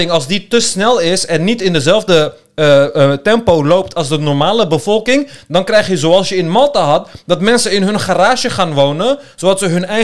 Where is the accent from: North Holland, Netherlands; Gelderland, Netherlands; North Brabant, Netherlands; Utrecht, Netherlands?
North Holland, Netherlands; Amsterdam; born or raised there